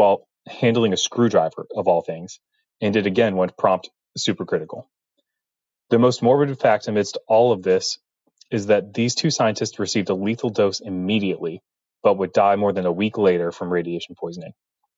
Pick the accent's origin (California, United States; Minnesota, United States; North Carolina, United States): North Carolina, United States; I'm from North Carolina, and I am a nuclear engineer